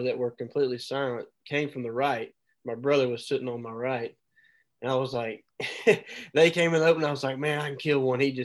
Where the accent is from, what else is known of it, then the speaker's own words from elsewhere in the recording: Mobile, Alabama, United States; I live, born and raised in Mobile, Alabama.